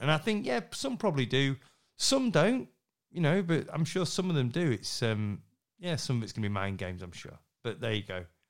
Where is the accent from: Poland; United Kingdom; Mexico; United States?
United Kingdom; Yorkshire and the Humber; I'm, I'm half Scottish, I'm a Yorkshireman